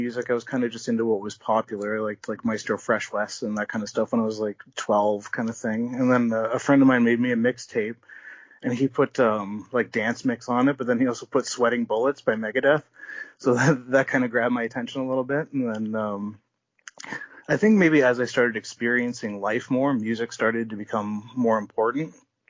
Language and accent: English; Baden, Ontario, Canada; I grew up in a small town. It was called Baden in Ontario.